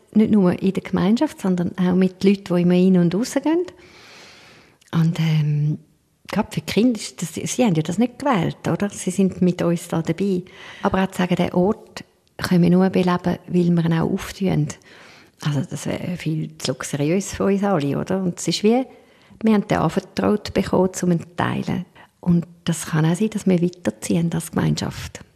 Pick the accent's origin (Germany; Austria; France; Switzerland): Switzerland; wir als Schweizer